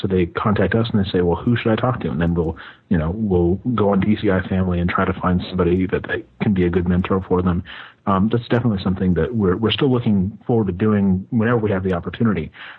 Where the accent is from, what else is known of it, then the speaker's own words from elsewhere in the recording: United States; as an American